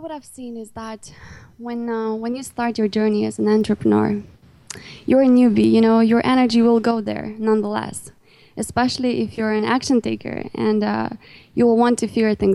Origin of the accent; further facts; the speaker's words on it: Romania; English is a second language; Even though I'm in Romania